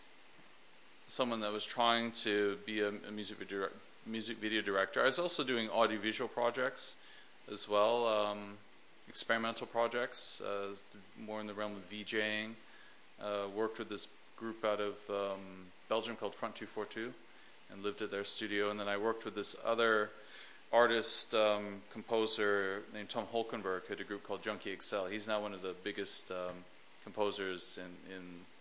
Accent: Vancouver, British Columbia, Canada; moved away as an adult; also born or lived in Los Angeles / London; my hometown of Vancouver, Canada

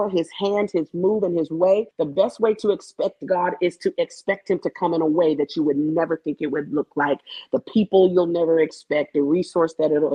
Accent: Tacoma, Washington, United States; moved away as an adult; now in Birmingham, United States; I'm from Tacoma, Washington. It is about 30 minutes south of Seattle. But guess what? I currently live in Birmingham, Alabama

